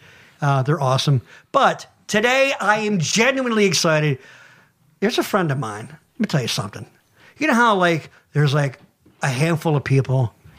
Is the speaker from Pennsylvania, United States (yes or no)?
yes; Boyertown, Pennsylvania, United States; we grew up in Boyertown. That's right. The heart of Berks County, I like to think.